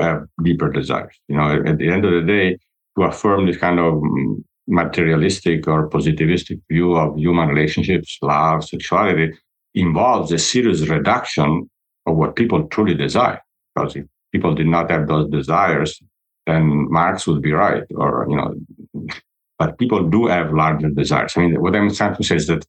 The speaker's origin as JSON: {"language": "English", "country": "Italy", "said": "I'm from Italy"}